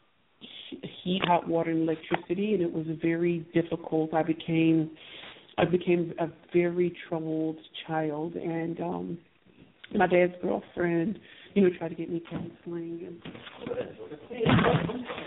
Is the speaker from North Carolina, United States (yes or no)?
no; St. Louis, Missouri, United States; I am from St. Louis, Missouri